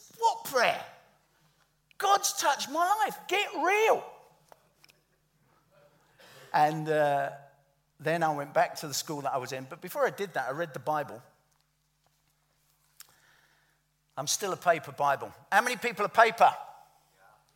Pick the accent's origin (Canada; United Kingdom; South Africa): United Kingdom; London; I'm from the East End of London